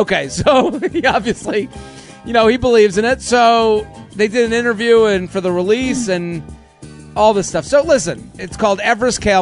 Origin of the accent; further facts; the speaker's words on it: Needham, Massachusetts, United States; I'm from Needham.